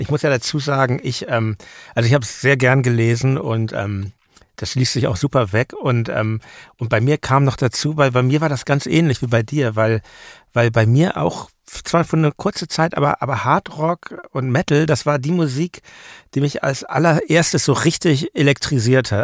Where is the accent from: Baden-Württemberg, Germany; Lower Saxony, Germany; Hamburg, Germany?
Hamburg, Germany; moved away; in Hamburg, ja. meiner alten Heimatstadt